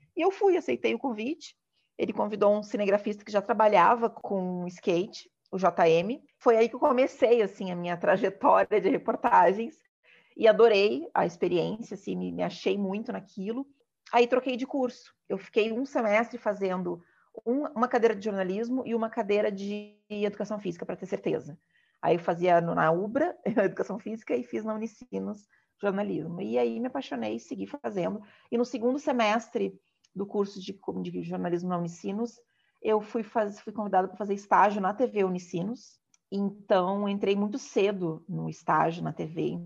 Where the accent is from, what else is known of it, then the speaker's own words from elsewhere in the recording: Porto Alegre, Rio Grande do Sul, Brazil; moved away as an adult; also born or lived in Rio de Janeiro; na minha adolescência, ela foi toda muito branca de convivência, porque o cenário do hip hop em Porto Alegre também ele é muito branco